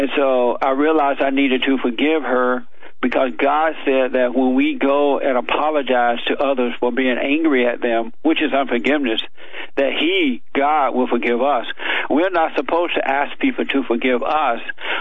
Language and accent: English; Alabama, United States; I grew up down in Alabama on a plantation